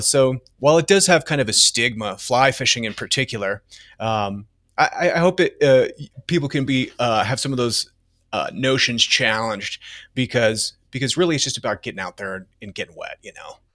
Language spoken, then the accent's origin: English; Denver, Colorado, United States; I'm from Denver. I was born here.